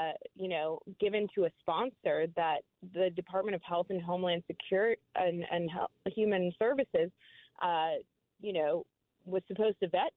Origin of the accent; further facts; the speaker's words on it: Houston, Texas, United States; my hometown of Houston, Texas